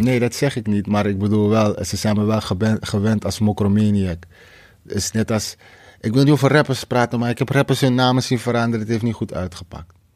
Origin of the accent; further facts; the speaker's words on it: Amsterdam, North Holland, Netherlands; Ik kom uit Krijnest.